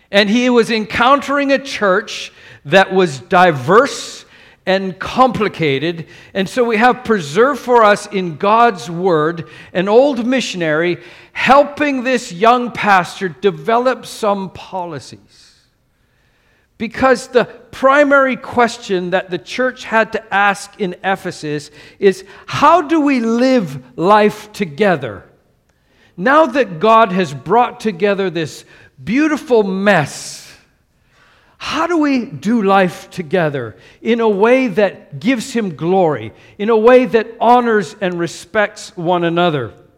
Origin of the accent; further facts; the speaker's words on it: Canada; now in Singapore; as a Canadian in Canada